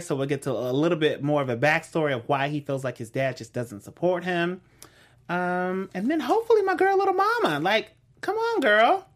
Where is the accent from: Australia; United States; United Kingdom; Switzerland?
United States; West Coast; I'm from the West